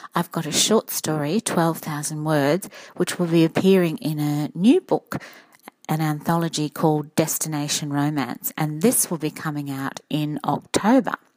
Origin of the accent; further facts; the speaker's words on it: Redcliffe, Queensland, Australia; I come from Redcliffe